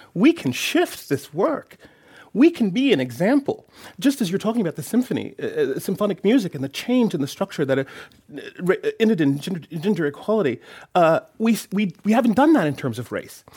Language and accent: English; Oakland, California, United States; poor black child from Oakland